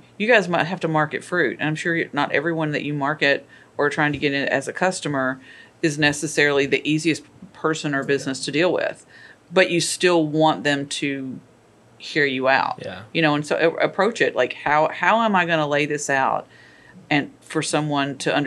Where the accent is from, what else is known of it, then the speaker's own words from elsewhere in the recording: Kentucky, United States; moved away; I am originally from Kentucky.